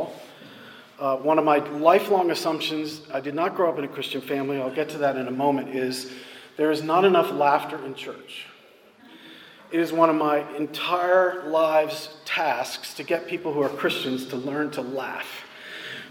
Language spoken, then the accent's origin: English; Lawrenceville, New Jersey, United States; now in South Carolina, United States; I grew up in central New Jersey in a little town called Lawrenceville, which is in between Princeton and Trenton